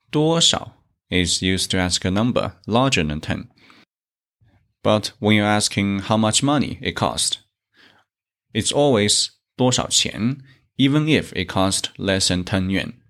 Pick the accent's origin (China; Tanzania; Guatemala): China; from China.